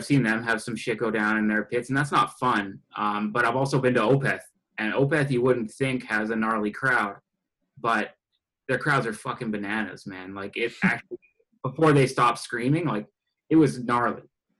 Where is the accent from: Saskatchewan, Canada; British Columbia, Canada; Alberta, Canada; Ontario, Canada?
Alberta, Canada; Grand Prairie; I was born here, yeah. So that's Grand Prairie, Alberta, and it's way up north. It's all oil field.